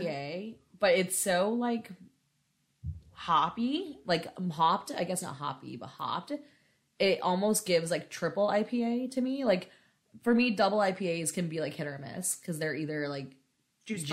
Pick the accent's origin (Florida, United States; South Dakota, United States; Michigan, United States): Florida, United States; growing up in Florida